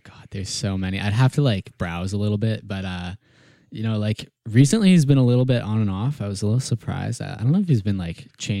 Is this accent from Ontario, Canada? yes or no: no; Kamloops, British Columbia, Canada; moved away as an adult; now in Victoria, Canada